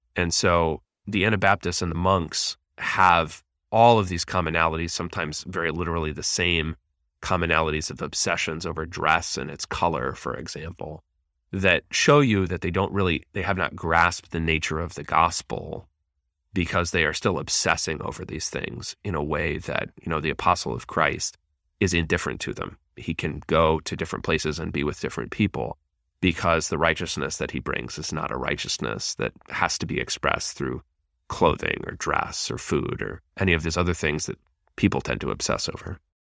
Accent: Pennsylvania, United States; I grew up in Pennsylvania

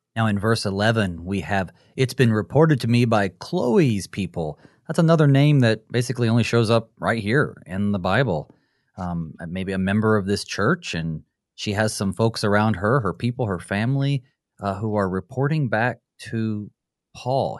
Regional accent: Western North Carolina, United States; I'm from, uh, Western North Carolina

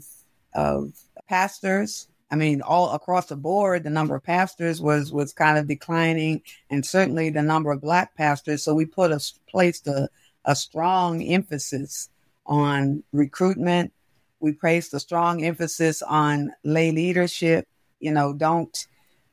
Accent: Baltimore, Maryland, United States; I grew up in West Baltimore

